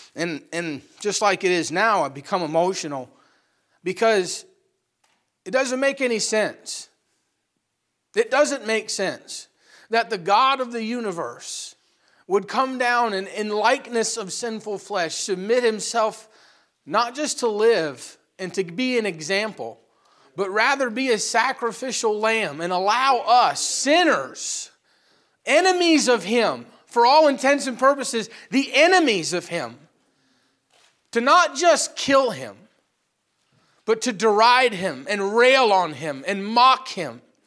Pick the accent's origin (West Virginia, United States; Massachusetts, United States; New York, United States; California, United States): New York, United States; upstate; we live in a small town in upstate New York. Uh, not a whole lot of people making it big from the small pool that is, uh, Bruston, Moira, or Malone, New York